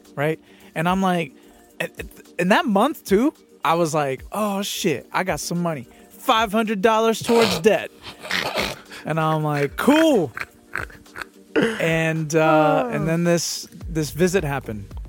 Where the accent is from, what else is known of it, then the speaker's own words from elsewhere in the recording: San Pedro Sula, Cortés, Honduras; I am from San Pedro Sula, Honduras.